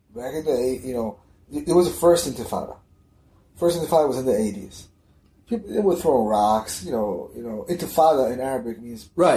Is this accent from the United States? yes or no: yes; United States; moved away; I'm from America